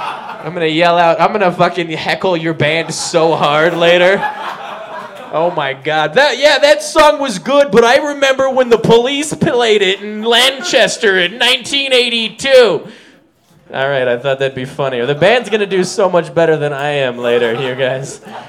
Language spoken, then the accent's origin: English; Minnesota, United States; My joke, because I'm from Minnesota when I get wasted.